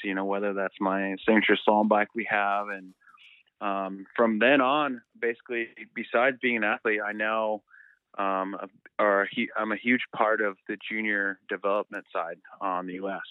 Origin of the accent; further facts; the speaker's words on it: Southern California, United States; We're both from SoCal.